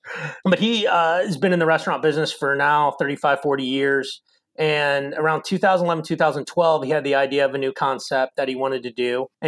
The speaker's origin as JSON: {"language": "English", "town": "Kansas City", "country": "United States", "tie": "born or raised there", "also_born_or_lived": "Indiana / Chicago / Atlanta", "moved": "as an adult", "lives_now": "Arizona, United States", "said": "I'm originally from Kansas City"}